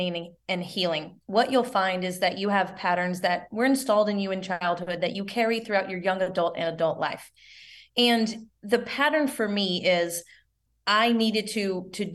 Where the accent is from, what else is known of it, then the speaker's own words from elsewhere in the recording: the South, United States; we're both from the South